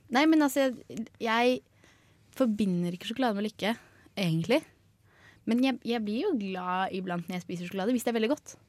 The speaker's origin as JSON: {"language": "Norwegian", "region": "Oslo", "country": "Norway", "moved": "yes", "lives_now": "Trondheim, Norway", "said": "Jeg kommer jo fra Oslo."}